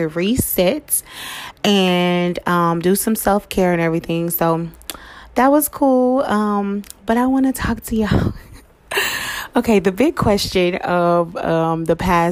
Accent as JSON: {"language": "English", "town": "Dallas", "region": "Texas", "country": "United States", "tie": "born or raised there", "said": "I was born and raised in Dallas"}